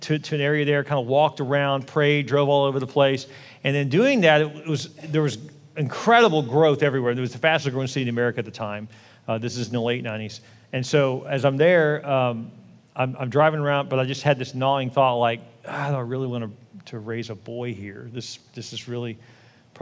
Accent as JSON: {"language": "English", "town": "Houston", "region": "Texas", "country": "United States", "also_born_or_lived": "Dallas", "said": "I'm from Houston"}